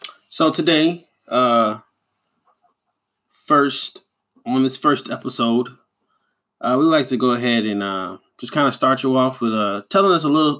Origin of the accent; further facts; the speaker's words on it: Chicago, Illinois, United States; I was primarily raised in Chicago